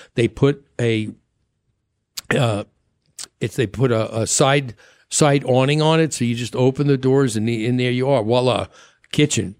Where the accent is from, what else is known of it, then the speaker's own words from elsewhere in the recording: New York, United States; moved away; I grew up with that in New York